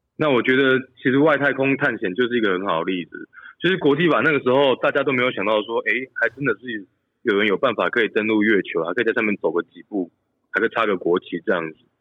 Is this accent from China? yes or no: no; Taiwan; moved away; 我从台湾来